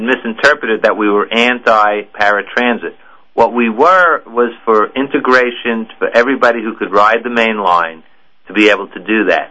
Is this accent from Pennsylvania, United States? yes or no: no; New York, United States; I'm from New York